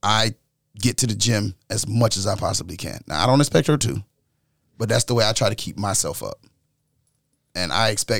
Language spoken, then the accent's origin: English; New York, United States; growing up in New York